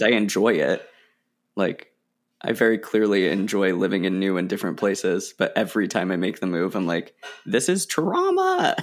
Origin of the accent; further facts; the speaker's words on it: Oregon, United States; moved away as an adult; also born or lived in Illinois; I'm from Oregon